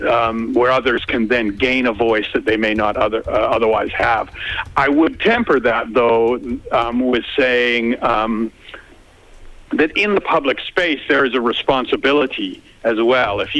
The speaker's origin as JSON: {"language": "English", "country": "Canada", "moved": "yes", "lives_now": "Melbourne, Australia", "said": "I was really struck when I came from Canada um, how obsessed everyone is with the weather, and and I am too now."}